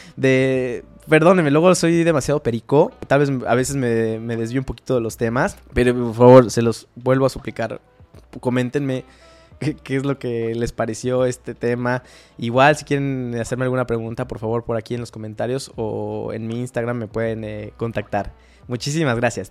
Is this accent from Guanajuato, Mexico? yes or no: no; Mexico City, Mexico; moved away as an adult; also born or lived in Tijuana / United States; cuando llegué a Tijuana, que fue de la Ciudad de México